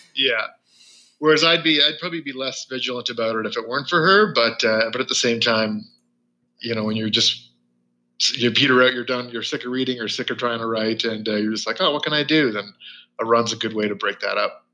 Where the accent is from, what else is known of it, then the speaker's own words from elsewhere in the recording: rural Ontario, Canada; I grew up in a in a pretty rural Ontario for most the most part of my life. Small towns.